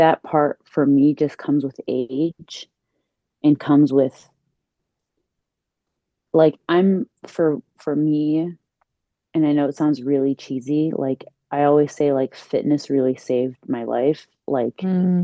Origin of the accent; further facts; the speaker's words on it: Chicago, Illinois, United States; now in New Jersey, United States; I was born and raised in Chicago and right now I'm in the East Coast. Yeah, I'm in Jersey